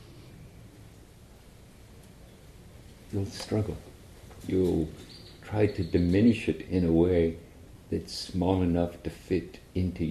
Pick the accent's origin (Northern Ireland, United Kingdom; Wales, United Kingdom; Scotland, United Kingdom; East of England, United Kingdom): Northern Ireland, United Kingdom; I come from Northern Ireland